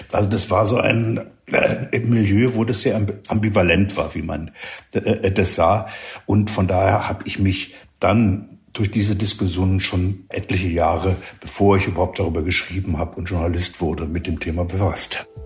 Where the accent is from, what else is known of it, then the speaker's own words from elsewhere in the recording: Berlin, Germany; moved away as an adult; ich {S0} bin in West-Berlin äh, aufgewachsen, weitgehend, bis 19, Ende 1969 und habe da die Studentenbewegung als Schüler mitbekommen